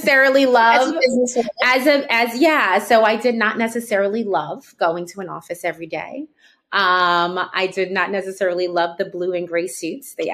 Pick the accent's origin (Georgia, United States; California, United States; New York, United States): New York, United States; New York City; also born or lived in Washington, D.C.; First to the West Village, because I'm from Harlem